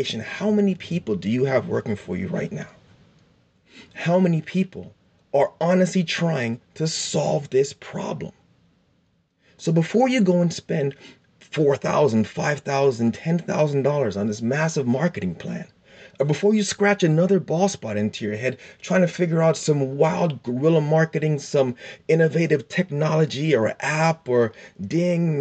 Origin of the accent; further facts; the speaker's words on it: South Florida, United States; I'm from South Florida